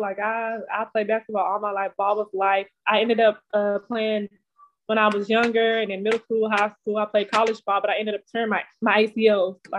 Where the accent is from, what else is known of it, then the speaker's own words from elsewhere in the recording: Texarkana, Texas, United States; I'm originally from Texarkana, Texas. It's the country. Like, it's probably like 2.5 hours out of Dallas.